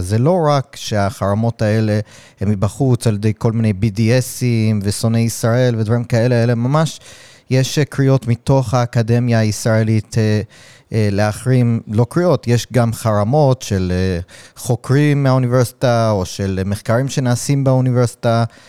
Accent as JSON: {"language": "Hebrew", "country": "United States", "moved": "yes", "lives_now": "Israel", "said": "אני מגיע מארצות הברית"}